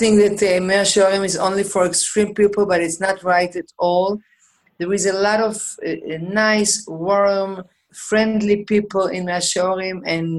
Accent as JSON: {"language": "English", "town": "Jerusalem", "region": "Jerusalem District", "country": "Israel", "tie": "born or raised there", "said": "I grew up in Meshorim, in a very, very nice, wonderful neighborhood."}